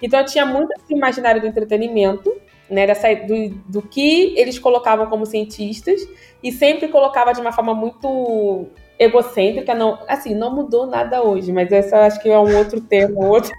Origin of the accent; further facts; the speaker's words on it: Duque de Caxias, Rio de Janeiro, Brazil; moved away as an adult; Eu nasci no Rio de Janeiro, na capital. O hospital também não vou lembrar o nome, já fechou. Uhum. Mas eu me considero caxiense. Tá, eu me considero da Baixada Fluminense, Duque de Caxias